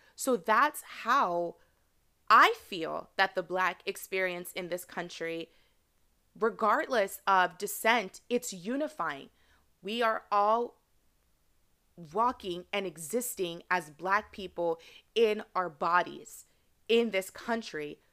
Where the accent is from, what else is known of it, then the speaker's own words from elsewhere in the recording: United States; even though I was raised here in America, my parents, they are culturally Nigerian.